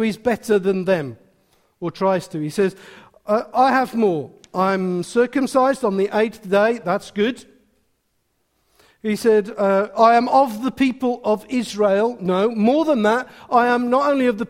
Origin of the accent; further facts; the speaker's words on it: Wolverhampton, West Midlands, United Kingdom; I'm from Wolverhampton